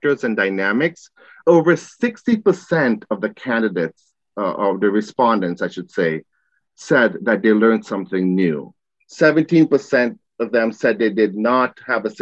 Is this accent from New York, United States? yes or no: yes; New York City, New York, United States; Growing up in Queens